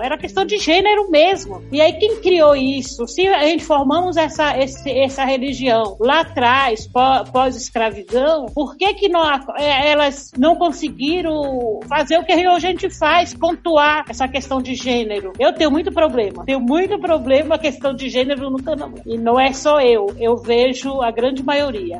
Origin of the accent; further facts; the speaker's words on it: Salvador, Bahia, Brazil; como eu sou de Salvador, vivi toda essa história